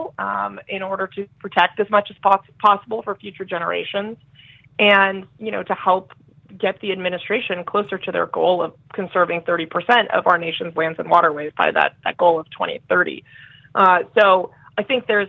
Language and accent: English; California, United States; I grew up right on the Pacific Ocean in California